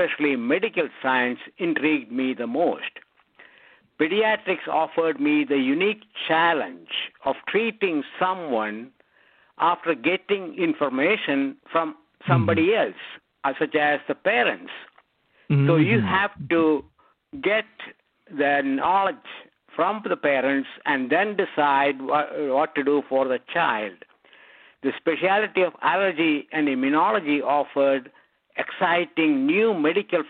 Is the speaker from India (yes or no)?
yes; India; moved away as an adult; also born or lived in Scotland / Texas; now in United States; I grew up in India. I studied medicine